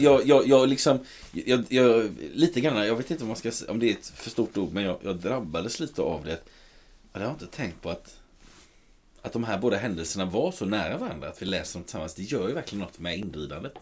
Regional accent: Sweden; som svenskar

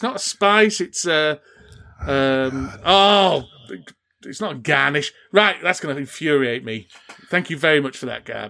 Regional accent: Yorkshire and the Humber, United Kingdom; West Yorkshire. State? West Yorkshire.

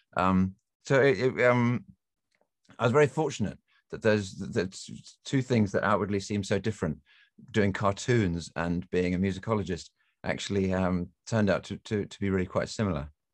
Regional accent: England, United Kingdom; moved away; I grew up in England, as you can tell from my accent

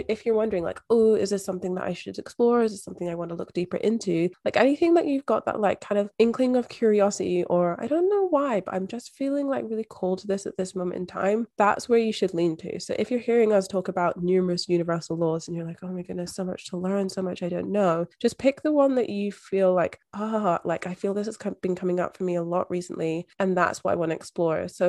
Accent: Scotland, United Kingdom; moved away as an adult; now in Australia; I was moving overseas from Scotland to Australia by myself.

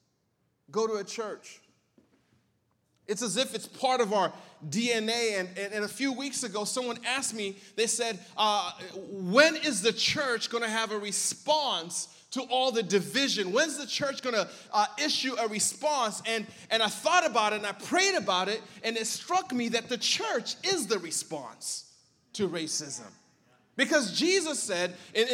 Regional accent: Berrien Springs, Michigan, United States; also born or lived in Southeast Africa; Came to America when I was 8 years old, and I grew up in a small town called Berrien Springs, Michigan.

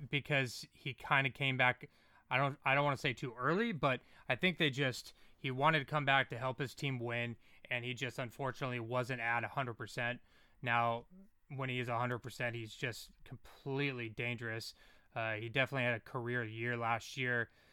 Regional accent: California, United States; I'm from California

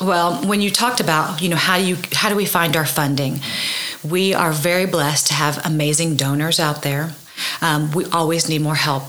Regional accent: Oklahoma City, Oklahoma, United States; also born or lived in Norman, Oklahoma / Edmond, Oklahoma; I grew up in Oklahoma City, and then I moved to Norman to go to school for um, high school

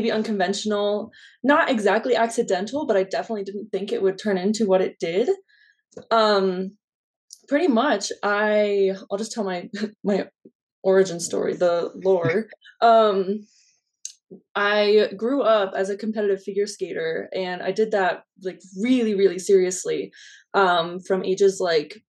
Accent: Denver, Colorado, United States; I'm from Denver, Colorado

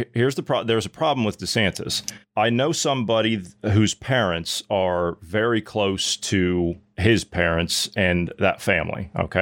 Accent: United States; me, of course, being an American growing up over there and living the culture and everything and seeing how it's changed over time and, you know, jumping back and forth.

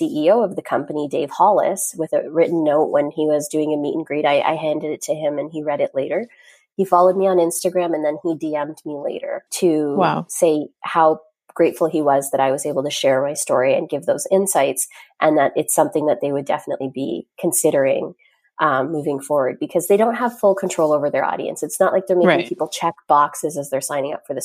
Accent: Grande Prairie, Alberta, Canada; now in Carp, Canada; I grew up in Grand Prairie, Alberta, surrounded, like being very much one of the only ones.

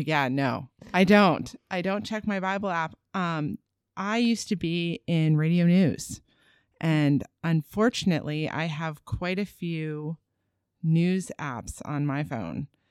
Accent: East Coast, United States; also born or lived in Los Angeles, California / Sacramento, California; now in Augusta, United States; I'm from the East Coast

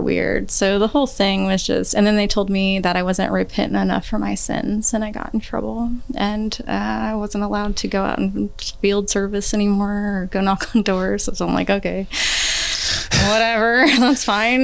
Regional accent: Kansas City, Missouri, United States; I grew up here in Kansas City, um, all around Kansas City, anywhere from 58th and Harrison all the way to the Northland

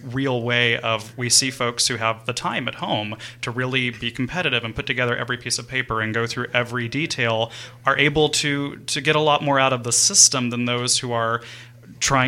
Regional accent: New Orleans, Louisiana, United States; I grew up in New Orleans

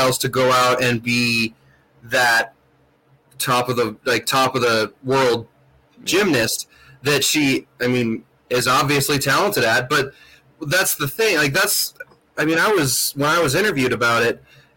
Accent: Missoula, Montana, United States; I'm fortunate enough to have gone to college in my hometown

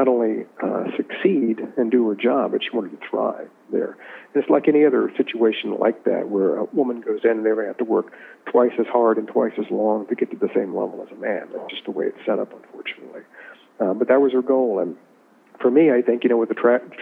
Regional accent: Richmond, Virginia, United States; I grew up in Richmond

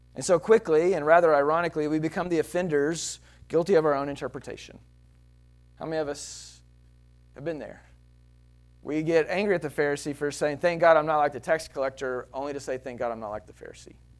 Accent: Texas, United States; I'm Texan

